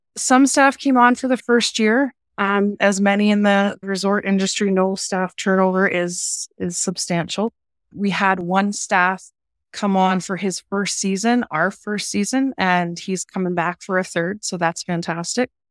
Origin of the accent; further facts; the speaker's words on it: Orillia, Ontario, Canada; moved away as an adult; I'm actually originally from Southern Ontario